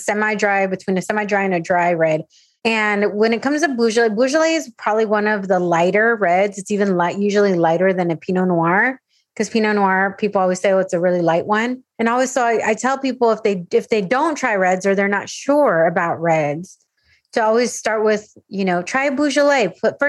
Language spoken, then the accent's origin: English; San Diego, California, United States; Because I grew up in San Diego. So we would go to Tijuana. We would go to TJ or anywhere down into Baja all the time.